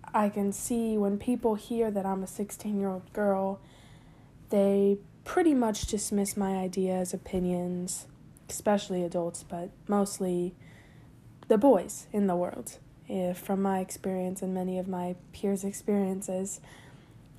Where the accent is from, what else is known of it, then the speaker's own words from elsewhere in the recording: San Juan, Puerto Rico; I was born and raised in San Juan, Puerto Rico